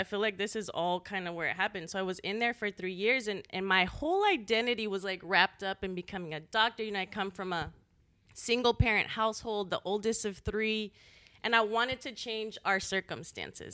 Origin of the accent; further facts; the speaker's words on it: El Paso, Texas, United States; moved away as an adult; also born or lived in San Antonio; now in Austin, United States; I'm from El Paso, on the border.